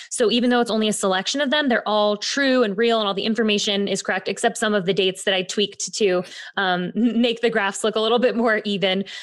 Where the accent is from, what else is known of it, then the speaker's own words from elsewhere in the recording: Bay Area, California, United States; moved away as an adult; now in New York, United States; I grew up in the Bay Area, got my professional start in theater at a young age.